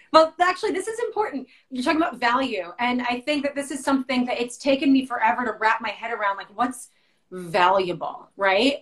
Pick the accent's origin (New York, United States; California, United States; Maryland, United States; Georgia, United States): New York, United States; Westchester; my hometown